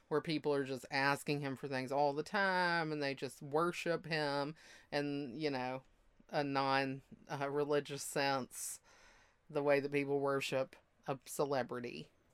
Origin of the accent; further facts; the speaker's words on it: the Bible Belt, United States; moved away; I'm from the Bible Belt